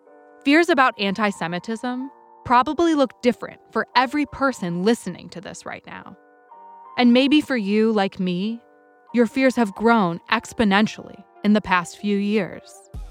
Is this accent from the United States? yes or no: yes; United States; we, as American Jews, are living through right now